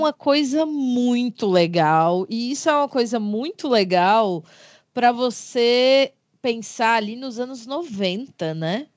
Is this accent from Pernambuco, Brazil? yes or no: no; Fortaleza, Ceará, Brazil; Sou de Fortaleza, como vocês sabem, uma, uma grande capital aqui neste, neste Brasil varonil